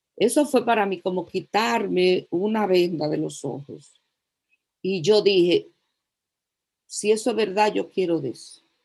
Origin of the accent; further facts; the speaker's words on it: La Vega, Dominican Republic; soy de La Vega